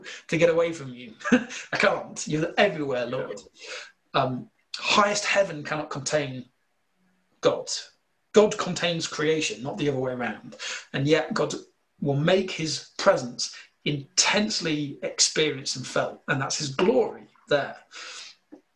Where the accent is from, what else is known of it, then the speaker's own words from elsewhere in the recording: United Kingdom; accent: slight northern; my slight northern accent